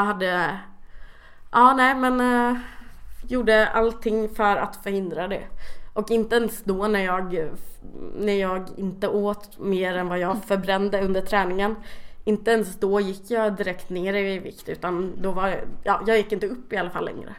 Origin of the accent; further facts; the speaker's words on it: Kalmar, Kalmar County, Sweden; jag kommer från Kalmar